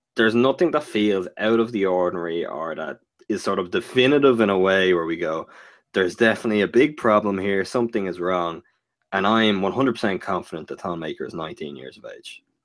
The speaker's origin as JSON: {"language": "English", "country": "Ireland", "tie": "born or raised there"}